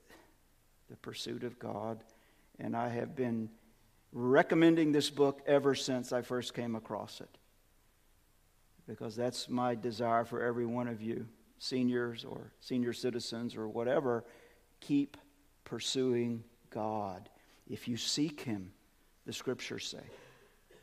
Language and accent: English; Birmingham, Alabama, United States; moved away; Grew up, in Birmingham, born and raised in Birmingham.